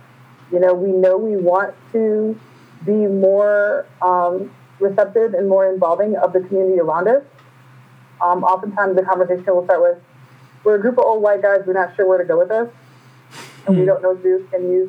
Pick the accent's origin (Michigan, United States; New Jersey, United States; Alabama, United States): Michigan, United States; Flint; I'm from Flint, Michigan.